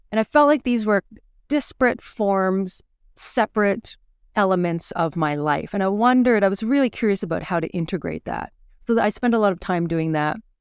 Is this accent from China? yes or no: no; Fredericton, New Brunswick, Canada; moved away as an adult; now in Edmonton, Canada; where I grew up in New Brunswick and Fredericton at the time